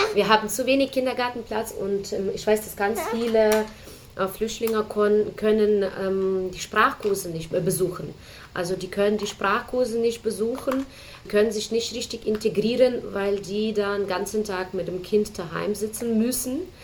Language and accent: German; Ukraine; German is a second language; moved away as an adult; also born or lived in Germany; now in Mainz, Germany; Ich komme ursprünglich aus der Ukraine. Meine ganze Familie ist in der Ukraine. Ich habe in der Ukraine mein Studium, meine Schule besucht